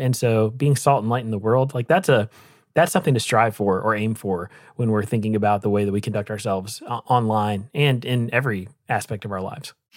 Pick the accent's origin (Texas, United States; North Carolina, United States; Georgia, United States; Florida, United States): North Carolina, United States; Rocky Mount; moved away; my hometown in Rocky Mountain, North Carolina